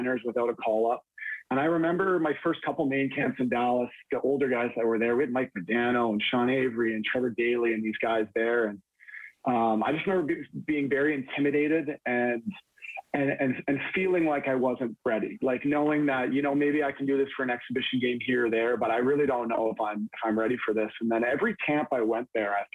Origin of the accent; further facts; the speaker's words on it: Toronto, Ontario, Canada; I grew up in Toronto.